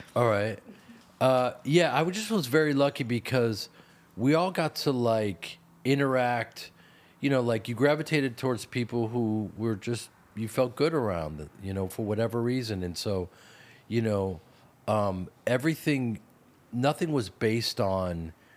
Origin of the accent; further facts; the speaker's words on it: Chicago, Illinois, United States; I grew up in Chicago